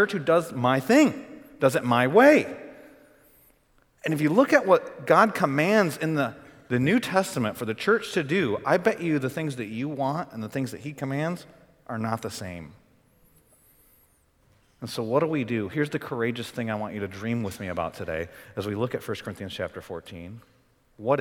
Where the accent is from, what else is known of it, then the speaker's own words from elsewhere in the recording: Michigan, United States; moved away; I'm from Michigan